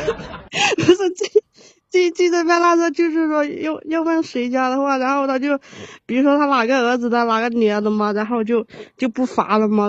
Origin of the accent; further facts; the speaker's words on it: Qujing, Yunnan, China; moved away as an adult; also born or lived in Hubei; now in Shanghai, China; 我是我是云南的。 啊，云南的，云南是哪个城市的？ 曲靖。